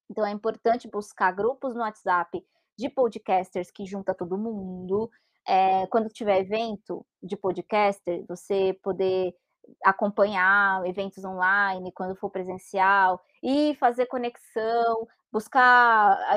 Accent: Brazil; a gente é brasileira

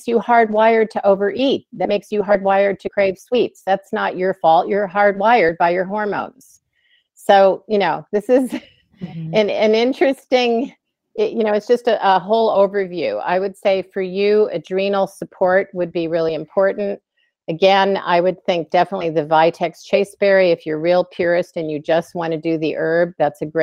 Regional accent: Illinois, United States; also born or lived in Pennsylvania; when I was a kid growing up in Illinois

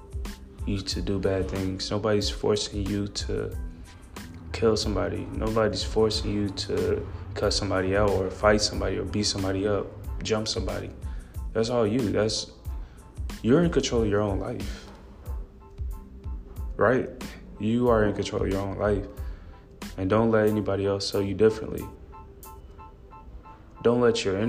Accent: Gary, Indiana, United States; I'm from Gary, Indiana, which I'm very proud to be

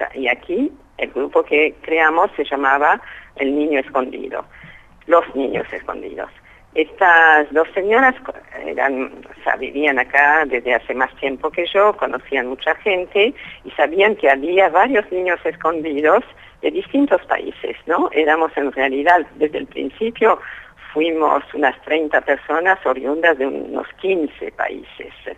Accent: Paris, Île-de-France, France; moved away; Nací en París, donde mis padres habían llegado desde Polonia cuatro años antes

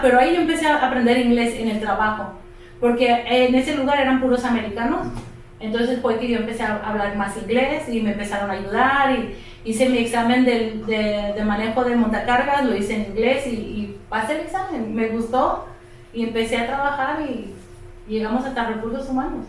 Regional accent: Mexico; moved away as an adult; also born or lived in El Paso, Texas, United States; now in Texas, United States; Cuando yo nací, entonces decidió regresar y fue que pues me llevó para allá.

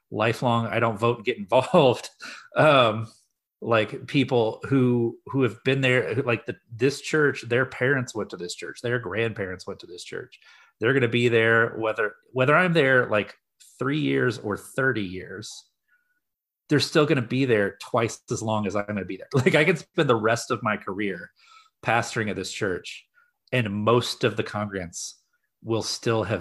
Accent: Midwest, United States; I grew up in the Midwest, so like there's I, I had some kind of things that I was like, okay, I've learned I know a little bit about rural areas and a little bit about rural ministry.

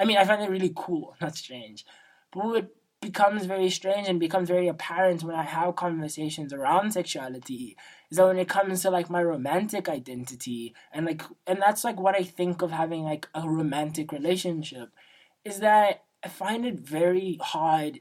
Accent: South Africa; as a South African, I'm Xhosa, and being from South Africa

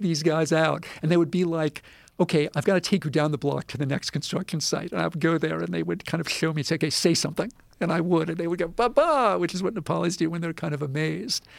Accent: United States; I'm this American

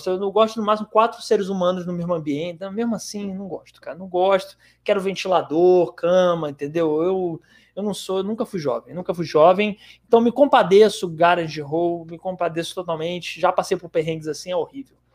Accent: Fortaleza, Ceará, Brazil; born there; Obitipá que fica na cidade de Fortaleza. Por acaso a cidade onde eu nasci.

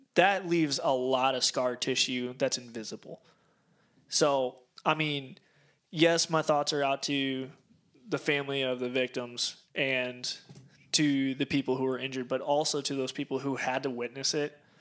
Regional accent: Cedar Rapids, Iowa, United States; I was born and raised in Cedar Rapids, Iowa

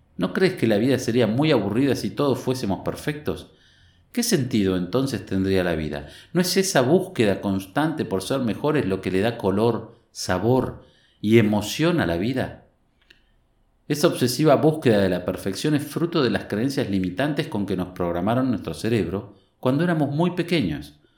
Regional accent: Tandil, Buenos Aires Province, Argentina; Nací y vivo en Tandil

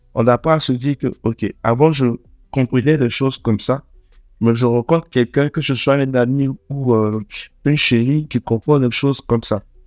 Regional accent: Abidjan, Côte d’Ivoire; also born or lived in Togo / Lomé; je suis togolais. Je suis né à Abidjan. J'ai toujours vécu à Abidjan

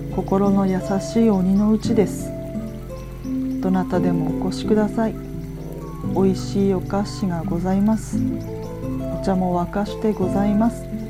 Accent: Yamagata, Japan; 私の地元が山形県なんですが

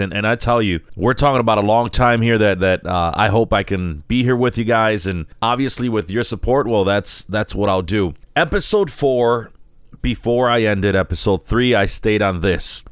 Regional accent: Chicago, Illinois, United States; also born or lived in San Sebastián, Puerto Rico; I was born in Chicago. I was born at Cook County Hospital, and I was raised on, uh, the Humboldt Park area.

